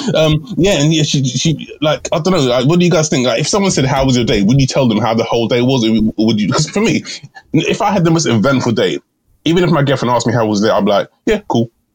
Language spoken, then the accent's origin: English; Ireland; I'm your Irishman